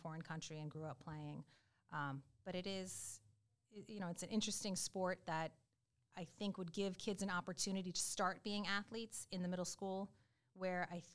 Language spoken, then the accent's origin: English; Rhode Island, United States; moved away as an adult; I am from Rhode Island